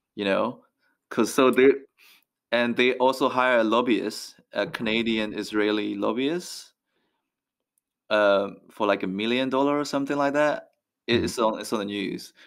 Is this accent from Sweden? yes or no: no; Myanmar; moved away; also born or lived in Ealing, London; I'm from Myanmar.